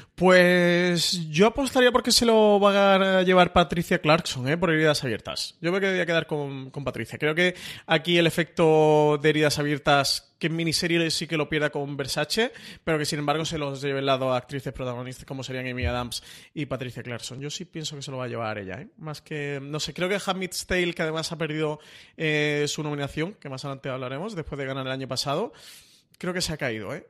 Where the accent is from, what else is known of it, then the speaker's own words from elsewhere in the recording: Málaga, Andalusia, Spain; soy malagueño, traicionaría, o sea, me, me desheredarían en mi ciudad